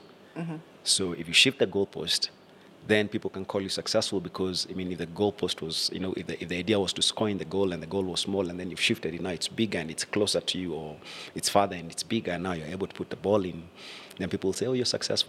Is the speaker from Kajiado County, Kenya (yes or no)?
yes; Ongata Rongai, Kajiado County, Kenya; I grew up in Ongata Rongai